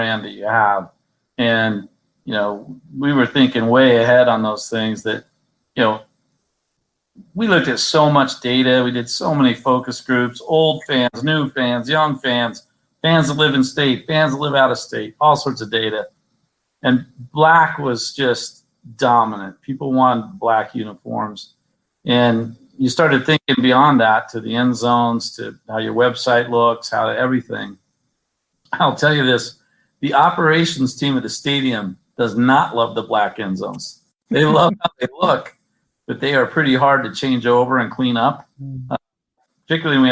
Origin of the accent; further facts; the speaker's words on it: the West, United States; moved away; I'm from the West.